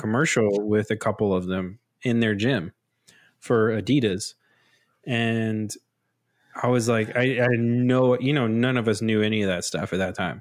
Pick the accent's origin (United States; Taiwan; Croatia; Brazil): United States; growing up in, in U S